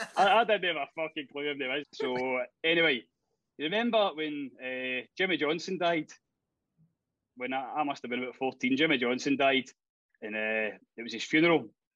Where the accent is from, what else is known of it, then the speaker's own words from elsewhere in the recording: Glasgow, Scotland, United Kingdom; That's where we're from Bridgeton originally.